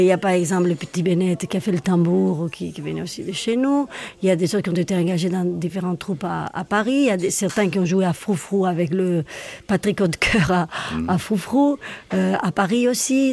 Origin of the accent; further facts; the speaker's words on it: Madrid, Community of Madrid, Spain; now in Switzerland; mes origines, je suis madrilène. Donc, je viens de l'Espagne